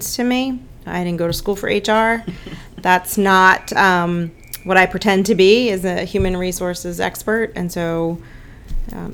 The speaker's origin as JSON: {"language": "English", "town": "Baltimore", "region": "Maryland", "country": "United States", "said": "I'm from Baltimore"}